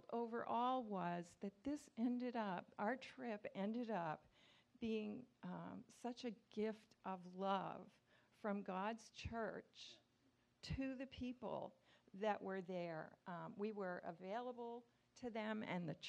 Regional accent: Nova Scotia, Canada; I grew up in Canada, Nova Scotia

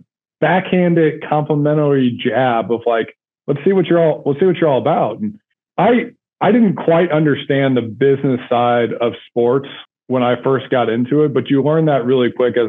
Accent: St. Louis, Missouri, United States; I'm from St. Louis

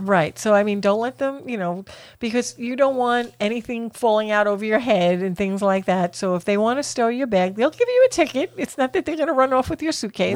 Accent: Florida, United States; we're from Florida

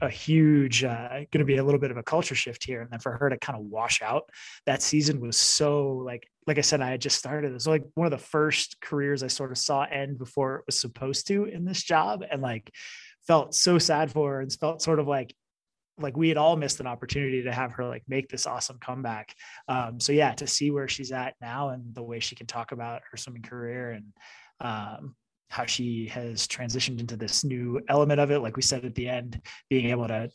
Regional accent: Boston, Massachusetts, United States; now in Colorado, United States; I'm from Boston and live in Colorado

